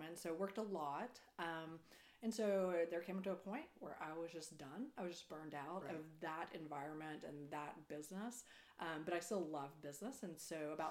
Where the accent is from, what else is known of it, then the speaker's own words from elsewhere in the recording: Perryton, Texas, United States; also born or lived in Denver / Austin / Houston; moved to Perryton. And I grew up there, lived there until I went to college